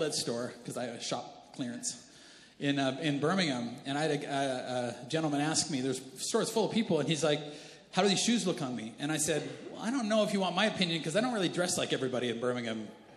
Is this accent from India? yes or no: no; Canada; I'm Canadian